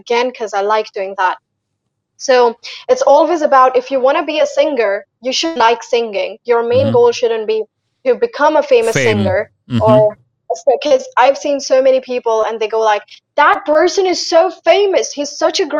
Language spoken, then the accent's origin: English; Haryana, India; I'm not from America. I am from Haryana